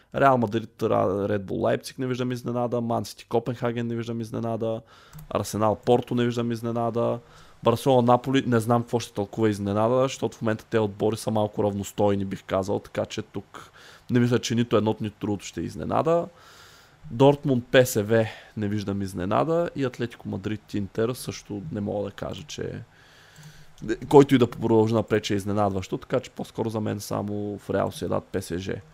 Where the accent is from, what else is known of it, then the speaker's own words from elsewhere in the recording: Targovishte, Targovishte Province, Bulgaria; ние с колегата сме от търговище